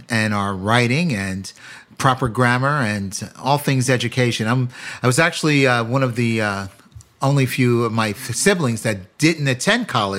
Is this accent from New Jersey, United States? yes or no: yes; West New York, New Jersey, United States; also born or lived in Baltimore; Well, I grew up in New Jersey, the great state of New Jersey.